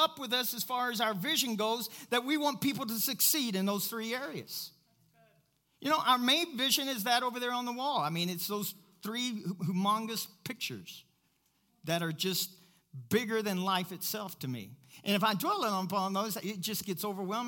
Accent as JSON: {"language": "English", "region": "Kentucky", "country": "United States", "said": "I'm from Kentucky."}